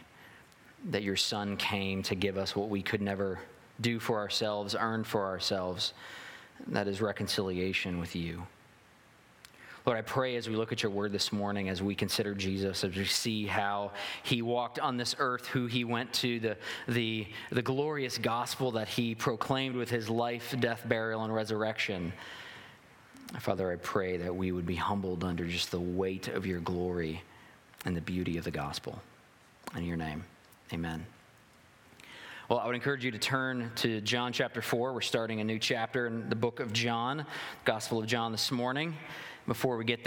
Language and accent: English; the South, United States; I'm a Southerner.